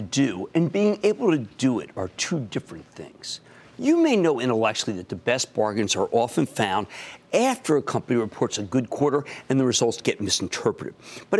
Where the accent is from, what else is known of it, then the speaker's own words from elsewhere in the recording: New Jersey, United States; my home state of New Jersey